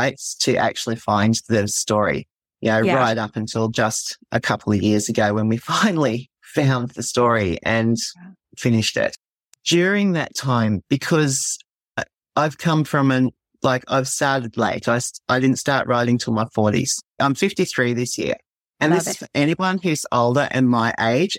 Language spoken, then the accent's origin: English; Australia; also born or lived in southeast Queensland coast; I am from Australia. I live on the southeast Queensland coast.